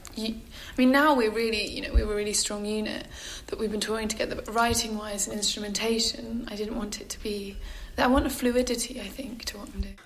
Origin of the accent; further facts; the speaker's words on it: London, United Kingdom; growing up in Camberwell and going to those punk gigs